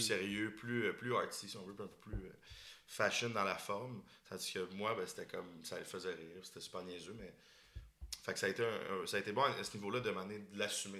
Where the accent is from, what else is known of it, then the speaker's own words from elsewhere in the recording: Boucherville, Quebec, Canada; moi, je viens de la banlieue de Montréal. je viens de Boucherville